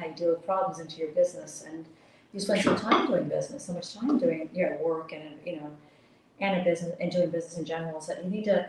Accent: Miami, Florida, United States; also born or lived in New York; I was actually born and raised in Miami, but I spent a lot of time in New York

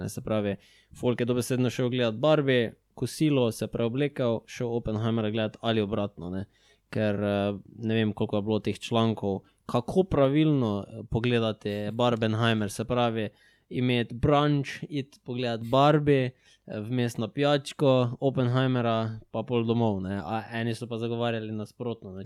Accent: Maribor, Slovenia; mi dva smo pač iz Maribora

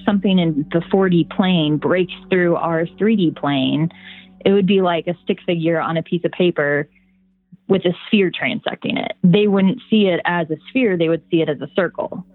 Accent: Indiana, United States; moved away; I am from Indiana originally, so I grew up around crop like crop fields and cornfield my whole life

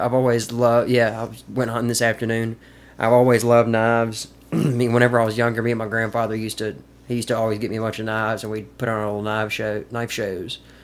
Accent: Caledonia, Mississippi, United States; also born or lived in Madison, Mississippi / Jackson, Mississippi; now in Columbus, United States; I grew up in Caledonia.

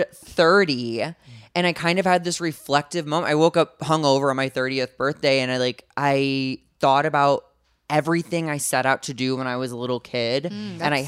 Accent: St. Louis, Missouri, United States; From St. Louis, Missouri, um, kind of like a lower middle class family

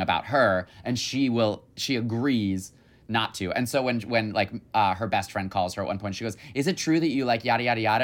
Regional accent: Michigan, United States; I'm from Michigan.

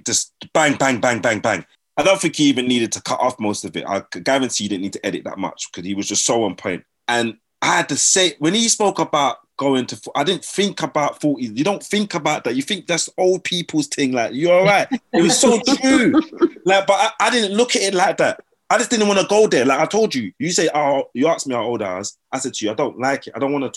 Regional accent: Sutton, London, United Kingdom; also born or lived in Brixton, London / Croydon, London; Grew up Brixton, Lambeth, fighting my black brothers all the time. So mum, dad said they're going to move me to Croydon. So we moved to Croydon, started fighting the Asian boys all the time, innit? But mum, dad said, forget that, we're going to move you to Sutton. So I grew up in Sutton

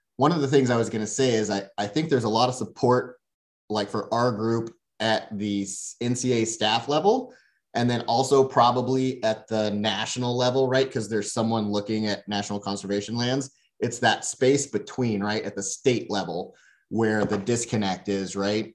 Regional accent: Louisiana, United States; moved away as an adult; now in Boise, United States; I grew up in Louisiana

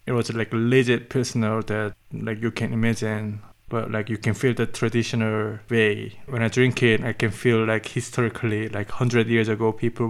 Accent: South Korea; moved away as an adult; now in Germany; from South Korea.

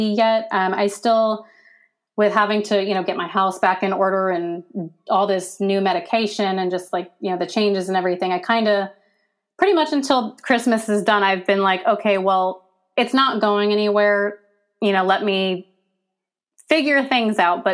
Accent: Pennsylvania, United States; moved away as an adult; now in Virginia, United States; I'm from Pennsylvania, and I only moved to Virginia because if I hadn't, I'm pretty sure I wouldn't be alive right now. And, you know, having to leave my home that I've been at my whole life

